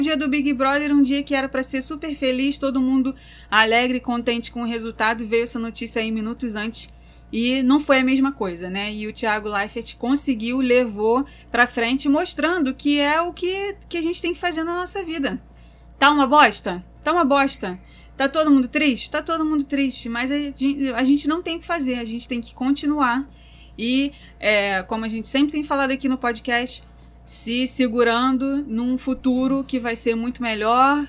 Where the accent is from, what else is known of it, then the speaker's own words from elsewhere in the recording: Rio de Janeiro, Brazil; nós somos do Meyer